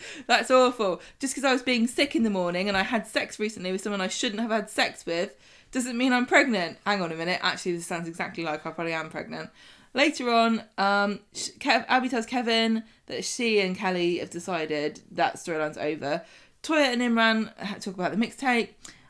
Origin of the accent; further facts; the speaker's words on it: United Kingdom; But I guess we're British, so it goes with the territory, literally.